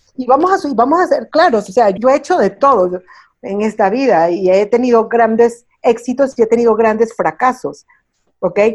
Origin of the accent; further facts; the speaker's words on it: Miami, Florida, United States; moved away as an adult; also born or lived in Venezuela / New York; now in Mexico; Yo nací en Venezuela, Ah, y a muy temprana edad mis familias se muevan a los Estados Unidos, mi mamá venezolana, mi papá cubano, pero crecida en Miami, en los Estados Unidos.